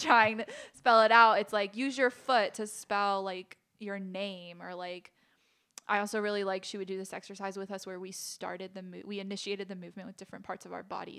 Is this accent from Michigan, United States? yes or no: no; Manassas, Virginia, United States; also born or lived in Williamsburg, Virginia; I danced at several different studios when I was a kid. I'm from Manassas, Virginia, so around the area, a couple different studios